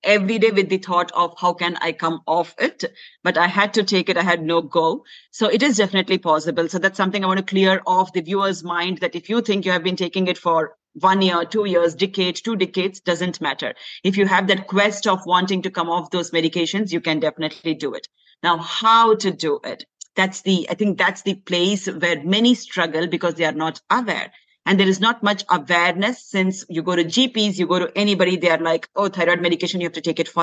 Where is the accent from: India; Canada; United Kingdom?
India; moved away; Though I was raised in India, my parents were working.